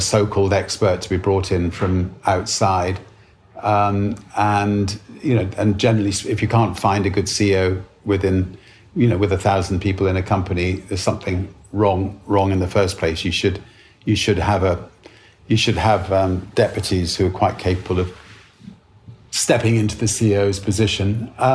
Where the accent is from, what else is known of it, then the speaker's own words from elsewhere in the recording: United Kingdom; Being British